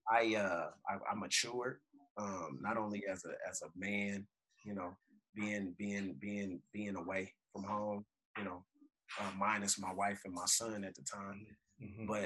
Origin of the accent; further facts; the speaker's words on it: Oakland, California, United States; moved away as an adult; also born or lived in British Columbia; being a California d- kid, you know, born and raised in Oakland, and and and it's it's crazy how I ended up in BC